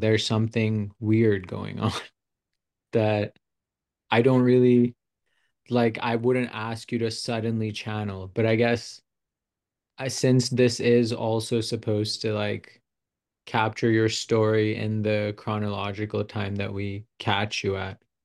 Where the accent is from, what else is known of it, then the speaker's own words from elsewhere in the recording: Pakistan; also born or lived in United States; now in Arizona, United States; I was born here, but I was raised in Pakistan